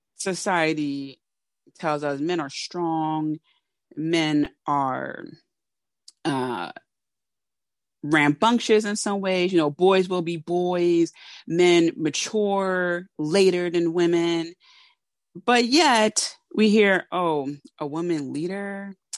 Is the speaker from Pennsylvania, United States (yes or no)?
yes; Philadelphia, Pennsylvania, United States; I am a Philadelphian, know, from Philly, born and raised